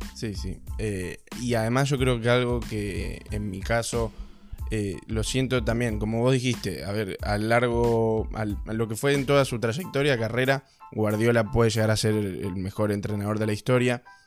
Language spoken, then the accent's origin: Spanish; Argentina; Siendo de Argentina